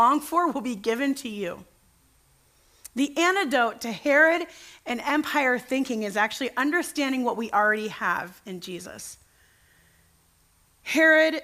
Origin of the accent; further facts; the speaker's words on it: United States; the country where I'm raised